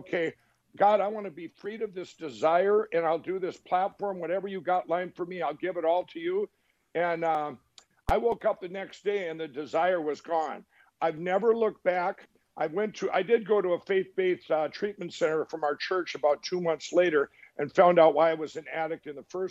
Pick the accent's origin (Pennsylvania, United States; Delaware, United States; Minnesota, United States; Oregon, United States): Minnesota, United States; I went back to my home state in Minnesota